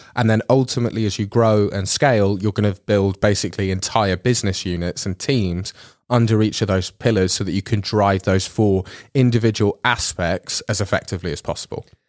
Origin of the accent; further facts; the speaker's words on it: England, United Kingdom; now in Netherlands; I'm from England